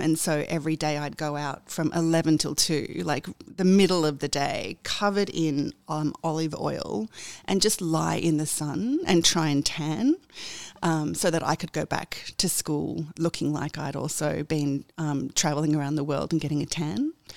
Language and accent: English; Sydney, New South Wales, Australia; I was born in Sydney. I've always lived in Sydney.